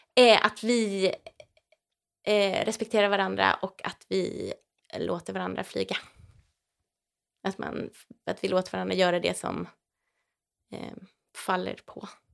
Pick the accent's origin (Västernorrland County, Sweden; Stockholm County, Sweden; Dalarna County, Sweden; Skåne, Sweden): Stockholm County, Sweden; Täby; moved away as an adult; also born or lived in Teddington, London; now in Vimmerby, Sweden; sen är jag uppväxt i Täby utanför Stockholm